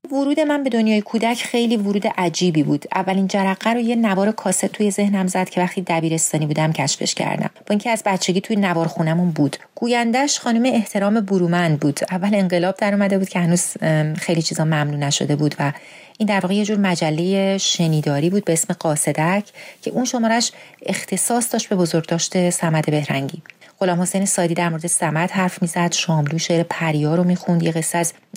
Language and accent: Persian; Iran; moved away as an adult; حالا که بیرون از ایرانم